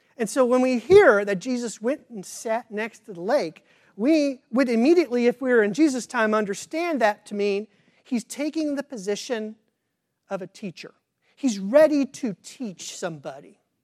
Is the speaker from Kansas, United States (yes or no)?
yes; Kansas, United States; I grew up in Kansas, but I did not grow up on the farm